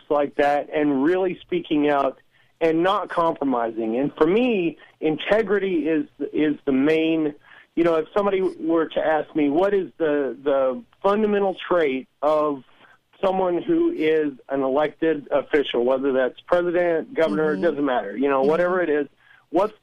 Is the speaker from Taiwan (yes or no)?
no; Southern Illinois, United States; I'm from Southern Illinois